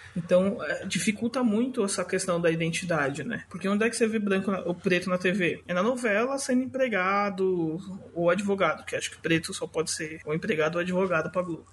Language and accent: Portuguese; São Paulo, Brazil; sou aqui da Zona Leste de São Paulo, Zona Norte, meia Zona Leste, meia Zona Norte